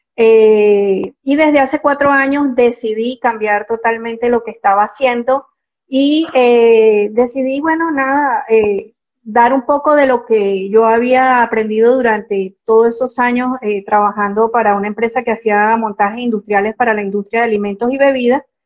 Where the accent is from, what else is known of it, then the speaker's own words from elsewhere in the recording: Venezuela; moved away as an adult; now in Panama; soy venezolana, desde hace 15 años vivo aquí en Panamá.